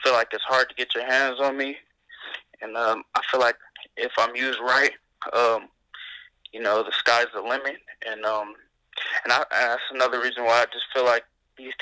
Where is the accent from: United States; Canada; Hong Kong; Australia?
United States; Los Angeles, California; I grew up in Los Angeles, California, in the Crenshaw area